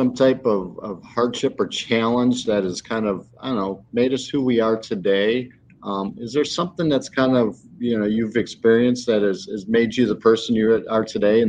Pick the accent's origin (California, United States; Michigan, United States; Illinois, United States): Illinois, United States; the Midwest; now in Naples, United States; I'm originally from the Midwest and up by Chicago